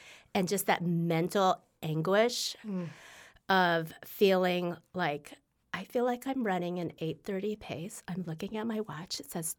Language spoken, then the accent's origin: English; Carmel, Indiana, United States; my marathon PR is Carmel.